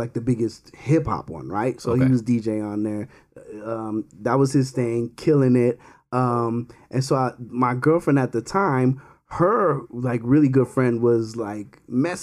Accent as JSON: {"language": "English", "region": "South Florida", "country": "United States", "said": "I'm from South Florida"}